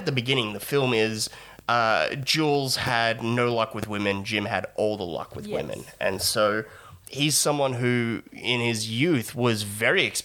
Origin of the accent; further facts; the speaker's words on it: Australia; we're Australian